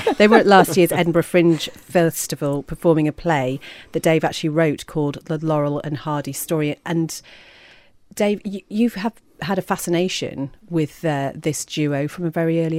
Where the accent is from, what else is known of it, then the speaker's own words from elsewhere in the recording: Port Erin, Isle of Man; I was brought up in Port Erin, asked her name.